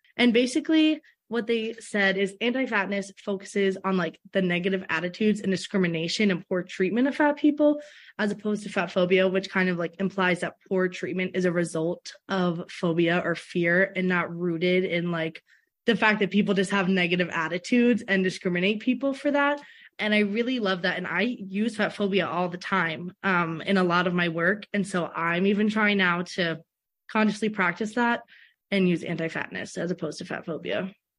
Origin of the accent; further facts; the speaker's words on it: Philadelphia, Pennsylvania, United States; also born or lived in Alabama; now in Minnesota, United States; I was in Alabama before doing my undergrad, but I'm originally from Philadelphia.